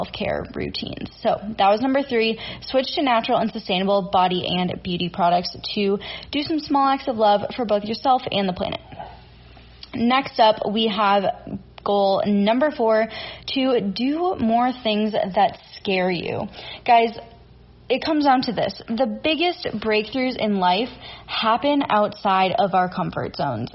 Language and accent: English; Minnesota, United States; I'm from Minnesota